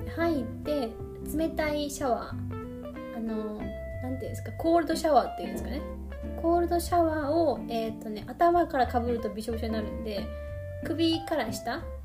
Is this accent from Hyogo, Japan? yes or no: yes; Kobe, Hyogo, Japan; accent: Kansai; 関西人ですよちゃんとあの神戸兵庫県神戸市生まれなので